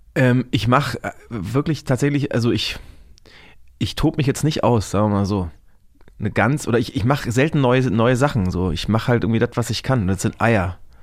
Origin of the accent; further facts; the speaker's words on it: Franconia, Bavaria, Germany; ich komme aus Franken